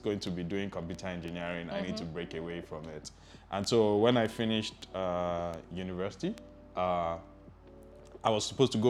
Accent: Lagos, Nigeria; I was born in Lagos, born in Apapa, but grew up on Allen most of my life, all of my life actually

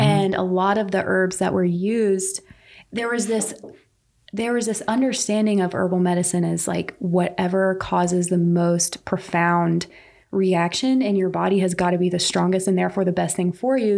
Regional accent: Pine Bluff, North Carolina, United States; I am local to here. I grew up in Pine Bluff

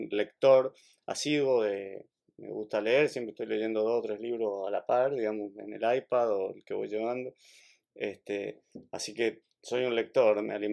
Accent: Mendoza, Argentina; yo nací en Mendoza, nací entre viñedos

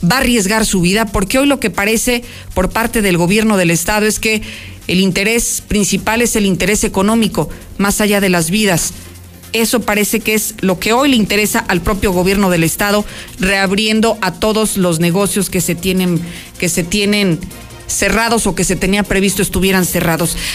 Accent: San Luis Potosí, Mexico; now in Barcelona, Spain; de San Luis Potosí, México, y vivo en Barcelona.

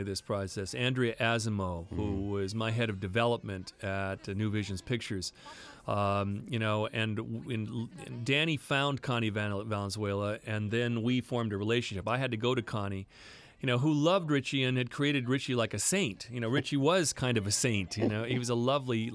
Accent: Santa Barbara, California, United States; also born or lived in Bolivia; I grew up in Santa Barbara. I grew up working class.

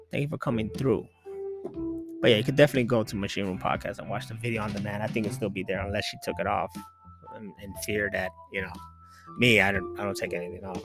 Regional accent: Chicago, Illinois, United States; I am from Chi Town, Chicago, Illinois

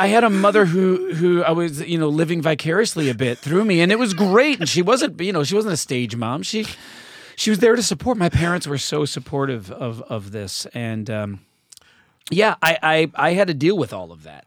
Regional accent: Canandaigua, New York, United States; moved away; an athletic star in my hometown of Canandaigua, New York.

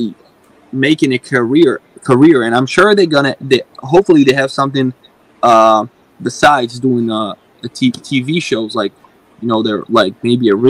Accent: Israel; now in United States; I'm originally from Israel

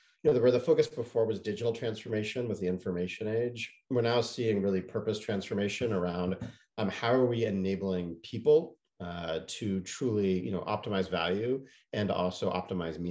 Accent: Canada; moved away; I grew up largely in Canada

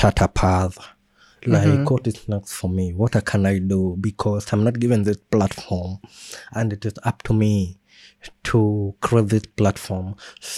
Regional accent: Kenya; we have as Kenyan

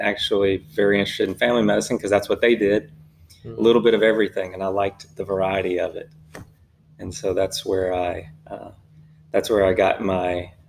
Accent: Franklinton, Louisiana, United States; now in Texas, United States; I grew up in Louisiana, born and raised just north of New Orleans, and grew up in rural, and so enjoyed the outdoors.

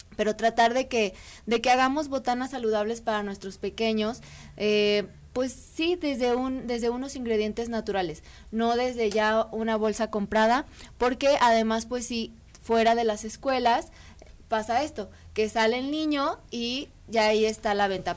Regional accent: Mexico; nosotros originalmente como mexicanos

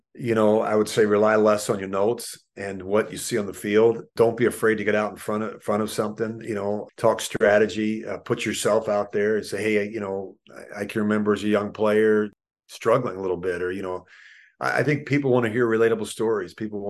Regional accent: Philadelphia, Pennsylvania, United States; the experiences that I had as a child growing up in Philadelphia with my mom and dad

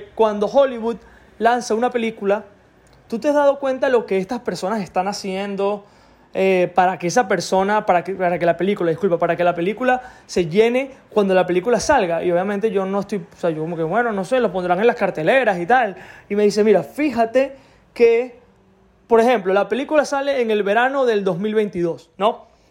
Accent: Venezuela; soy de Venezuela

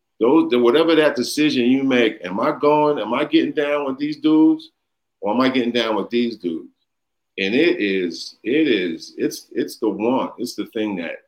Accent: New York City, New York, United States; also born or lived in Williamsburg, Brooklyn / Bushwick, Brooklyn; I grew up in East New York, started in Bushwick.

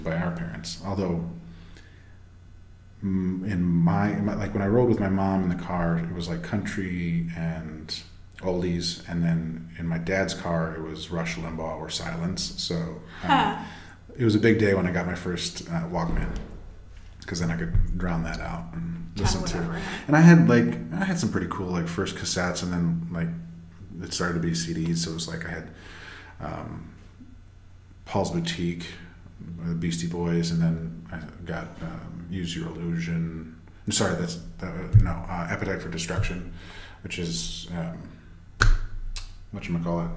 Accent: Dubuque, Iowa, United States; moved away as an adult; now in New York, United States; I'm from Iowa, Dubuque, Iowa.

